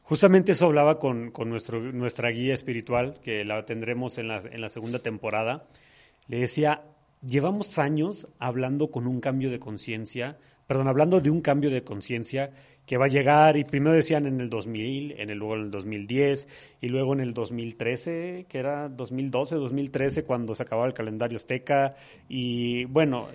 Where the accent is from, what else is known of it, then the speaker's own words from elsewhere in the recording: Mexico; Como macho mexicano mal educado